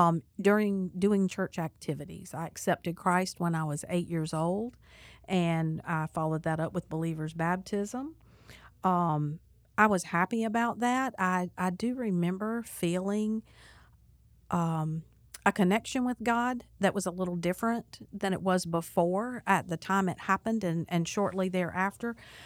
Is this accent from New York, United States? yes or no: no; Charleston, South Carolina, United States; And I am not a native of North Carolina. I am a native of South Carolina. I was born in Charleston on the Navy base, and my dad was in the Air Force.